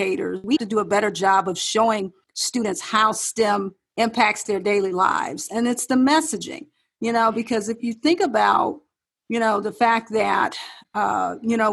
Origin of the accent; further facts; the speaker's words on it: Detroit, Michigan, United States; moved away as an adult; also born or lived in Ohio / South Carolina; my hometown of Detroit